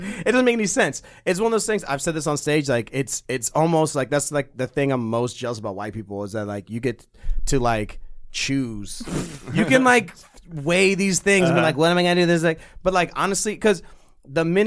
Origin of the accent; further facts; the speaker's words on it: California, United States; moved away as an adult; also born or lived in Missouri; I was born in California